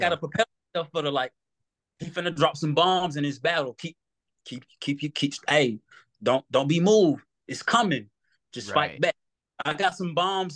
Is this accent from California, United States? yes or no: no; Atlanta, Georgia, United States; I'm from Atlanta